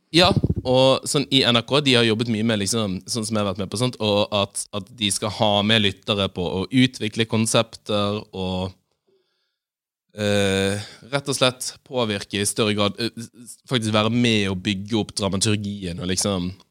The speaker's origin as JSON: {"language": "Norwegian", "town": "Bergen", "region": "Vestland", "country": "Norway", "said": "som bergenser"}